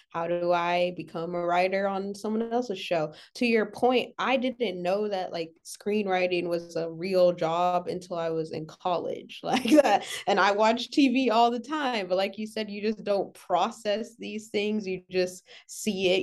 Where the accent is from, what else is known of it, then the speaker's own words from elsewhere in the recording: Los Angeles, California, United States; I'm from L